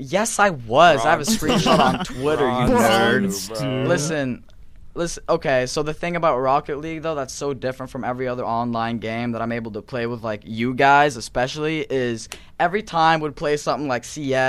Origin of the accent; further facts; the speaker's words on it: Norway; I'm not American. I'm from Norway.